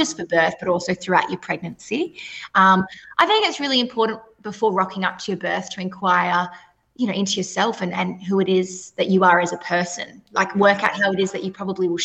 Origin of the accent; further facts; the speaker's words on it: Perth, Western Australia, Australia; I am from Perth, WA.